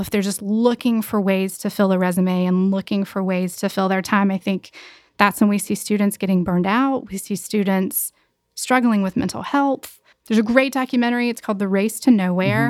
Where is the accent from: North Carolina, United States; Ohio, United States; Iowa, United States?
North Carolina, United States; Gastonia; from Gastonia, which is just about forty-five minutes away. My whole family is still there